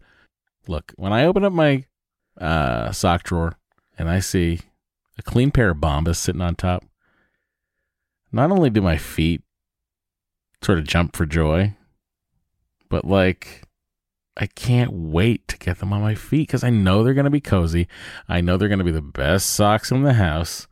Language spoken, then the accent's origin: English; Lowell, Massachusetts, United States; moved away; I'm from Lowell.